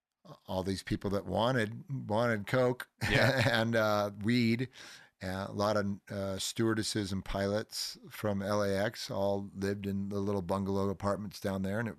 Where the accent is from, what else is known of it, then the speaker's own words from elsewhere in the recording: Hermosa Beach, California, United States; I grew up in Hermosa.